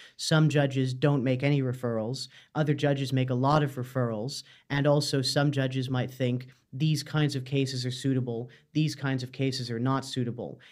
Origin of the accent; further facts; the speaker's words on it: Canada; moved away as an adult; now in Dublin, Ireland; I'm from Canada originally, but I've lived in Ireland about five years now.